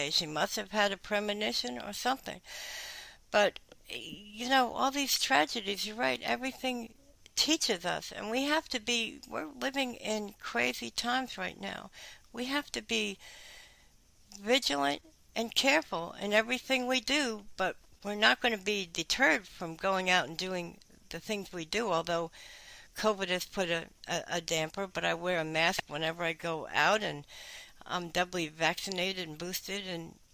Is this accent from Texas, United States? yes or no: no; New York, United States; moved away; also born or lived in Maryland; being a former New Yorker, um, I was not in New York then. I was in Maryland already